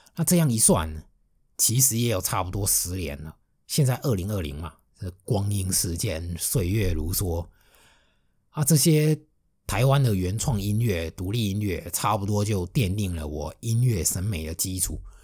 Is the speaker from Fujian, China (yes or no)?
yes; Fujian, China; also born or lived in Shanghai; 我是一个福建人，而且是福建南方沿海的